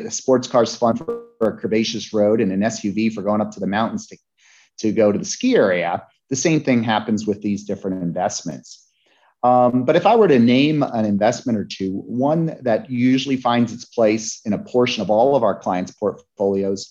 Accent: Lake Placid, New York, United States; the Olympics came to my hometown in Lake Placid, New York. I was 12 in 1980

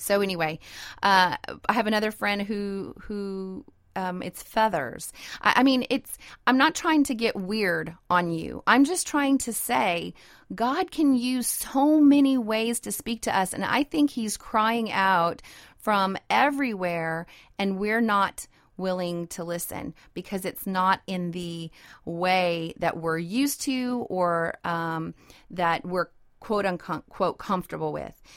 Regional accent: Idaho, United States; moved away; also born or lived in North Dakota; I was raised in Idaho

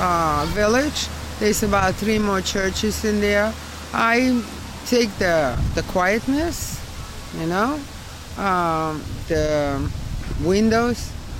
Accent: Odesa, Odesa Oblast, Ukraine; English is a second language; now in Brooklyn, United States; Ukraine, Odessa.

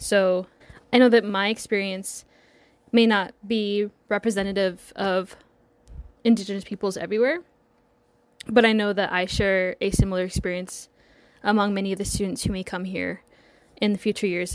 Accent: Laguna, New Mexico, United States; moved away as an adult; So I'm from, um, this small reservation called Laguna. So it's, like, part of the Laguna Pueblo. It's probably about fifty miles west

